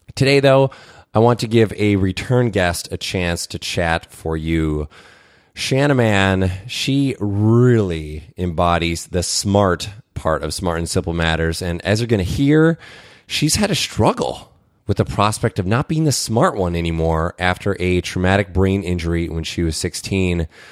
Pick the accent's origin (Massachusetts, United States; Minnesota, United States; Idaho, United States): Minnesota, United States; as a Minnesotan